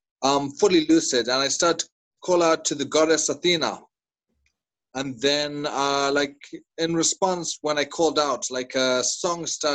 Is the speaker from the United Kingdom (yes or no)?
no; Zimbabwe; from Zimbabwe.